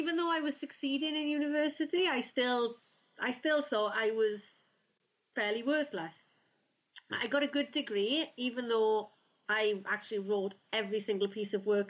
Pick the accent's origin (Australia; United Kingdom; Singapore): United Kingdom; South Wales; also born or lived in Rhondda Valley; I'm from South Wales in the UK.